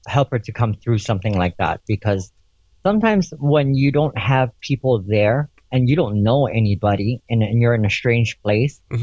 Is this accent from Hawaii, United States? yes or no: yes; Hawaii, United States; now in Las Vegas, United States; That's who we are as Hawaiian people.